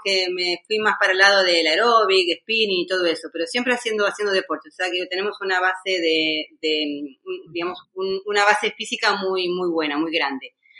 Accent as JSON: {"language": "Spanish", "town": "Mar del Plata", "region": "Buenos Aires Province", "country": "Argentina", "moved": "as an adult", "lives_now": "Málaga, Spain", "said": "nosotros somos de, bueno, somos marplatenses de Argentina y hace ya casi 20 años que estamos en España y ahora mismo hace ya casi 10 que estamos viviendo en Málaga."}